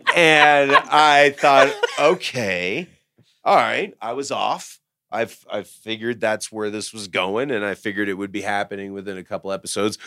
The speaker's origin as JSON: {"language": "English", "town": "Dallas", "region": "Texas", "country": "United States", "tie": "born or raised there", "moved": "yes", "said": "I was from Dallas"}